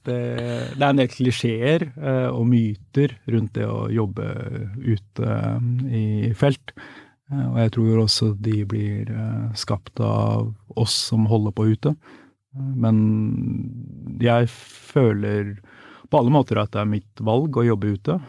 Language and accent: Norwegian; Norway; jeg er jo vokst opp her